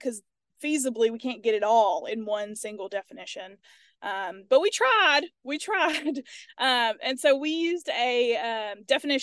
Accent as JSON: {"language": "English", "town": "Starkville", "region": "Mississippi", "country": "United States", "also_born_or_lived": "Louisiana", "moved": "as an adult", "lives_now": "Tennessee, United States", "said": "I'm originally from Starkville, Mississippi."}